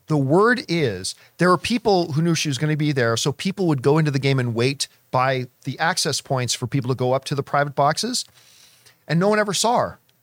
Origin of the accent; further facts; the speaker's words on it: Canada; a Canadian who walked around in a lot of snow